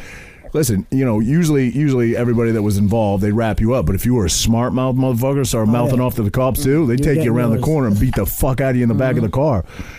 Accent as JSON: {"language": "English", "region": "Maine", "country": "United States", "moved": "yes", "lives_now": "New Jersey, United States", "said": "I'm from Maine, and I moved here, and I scrapped a bunch of times in Seaside."}